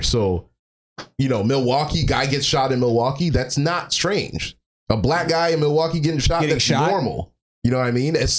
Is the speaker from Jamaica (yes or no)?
yes; Jamaica; I'm Jamaican